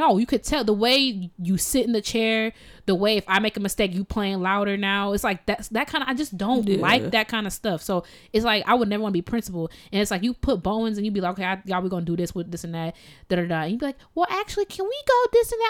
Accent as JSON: {"language": "English", "country": "Jamaica", "said": "I'm so Jamaican."}